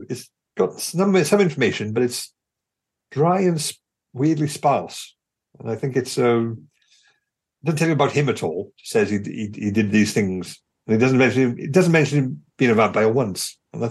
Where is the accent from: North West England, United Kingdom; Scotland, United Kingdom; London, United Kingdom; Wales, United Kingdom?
Wales, United Kingdom; South; I was born in July 31st in South Wales.